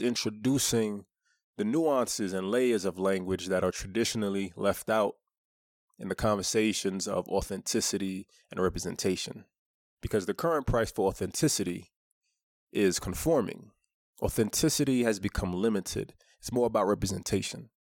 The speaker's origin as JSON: {"language": "English", "town": "New York City", "region": "New York", "country": "United States", "tie": "born or raised there", "said": "I grew up in Brooklyn"}